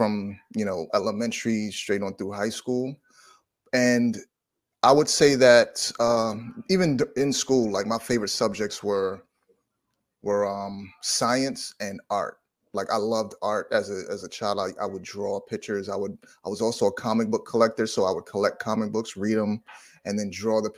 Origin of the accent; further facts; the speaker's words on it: New York City, New York, United States; also born or lived in South Carolina; I'm from New York City, New York, born in Manhattan, raised in Brooklyn, currently live in Brooklyn